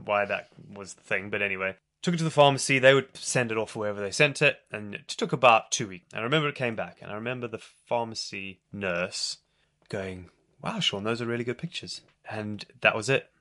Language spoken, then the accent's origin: English; South Africa; moved away; also born or lived in Zimbabwe; I was born in Zimbabwe, and I did grow up there a little bit, but I moved to South Africa quite when I was quite young, and then spent most of my memorable childhood years in South Africa.